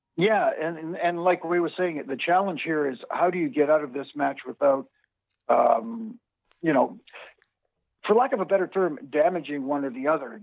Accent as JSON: {"language": "English", "country": "Canada", "said": "I'm Canadian"}